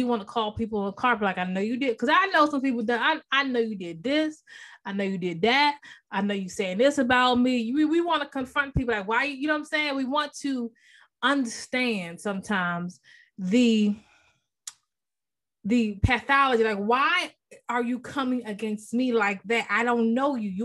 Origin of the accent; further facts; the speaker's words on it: Maryland, United States; moved away as an adult; now in North Carolina, United States; I'm originally from Maryland. I've been in North Carolina about, you know, 14 years.